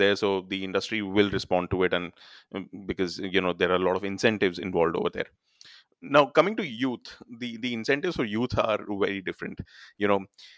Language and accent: English; Punjab, India; Punjab, I come from Punjab